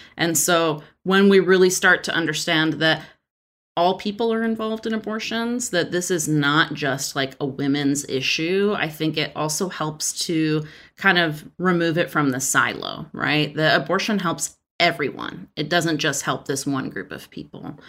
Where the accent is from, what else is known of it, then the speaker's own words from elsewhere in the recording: Texas, United States; I'm from Texas